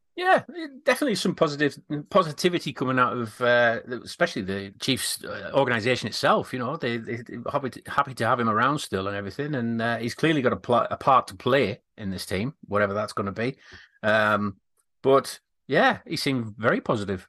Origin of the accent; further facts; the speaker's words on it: United Kingdom; we're a bit more reserved with things like that, with it being British